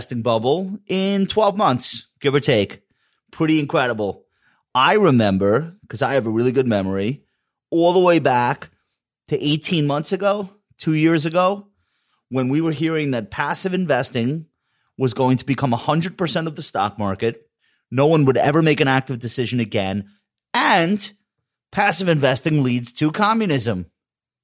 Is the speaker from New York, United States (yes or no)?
yes; New York, United States; I'm from New York